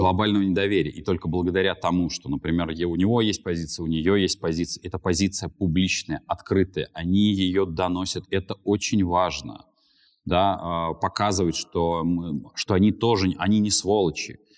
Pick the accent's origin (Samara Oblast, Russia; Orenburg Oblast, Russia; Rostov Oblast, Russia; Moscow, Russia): Moscow, Russia; я как москвич четвертом поколении